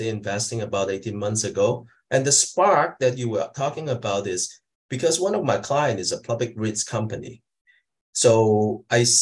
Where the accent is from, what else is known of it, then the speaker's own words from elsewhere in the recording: Hong Kong; also born or lived in Greater Toronto Area, Canada; now in Toronto, Canada; I'm an immigrant from Hong Kong, like about 30 years ago into Canada